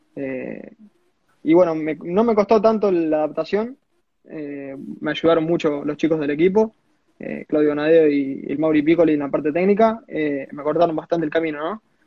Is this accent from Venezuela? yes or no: no; small town near Rosario, Santa Fe, Argentina; yo soy un pueblito llamado Cebal, estoy a 40 kilómetros de Rosario